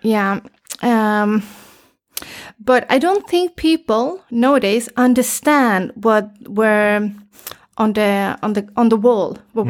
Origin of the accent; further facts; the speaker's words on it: Gothenburg, Västra Götaland, Sweden; born there; English is a second language; I was born in Gothenburg, but I've been traveling a lot, you know, I'm a traveler. So I've been living in Varberg, Halmstad, Malmö, Uddevalla, and so on.